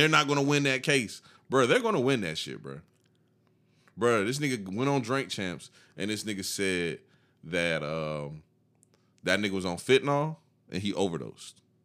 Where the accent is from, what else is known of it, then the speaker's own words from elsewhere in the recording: the South, United States; we grew up in the South